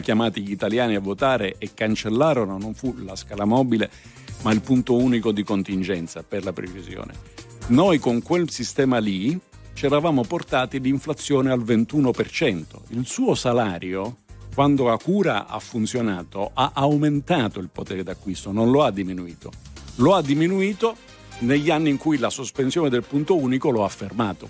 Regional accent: Southern Italy, Italy; sono del sud, sono terrone, orgogliosamente terrone

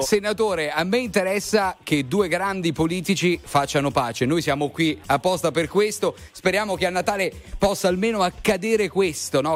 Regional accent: Foggia, Apulia, Italy; now in Rome, Italy; io sono romano d'adozione, ma foggiano di nascita

